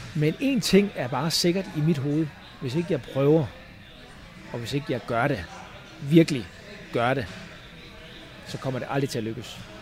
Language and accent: Danish; Falster, Zealand, Denmark; moved away as an adult; now in United States; fra, øh, fra Falster, og mange hjemme på Falster kender mig jo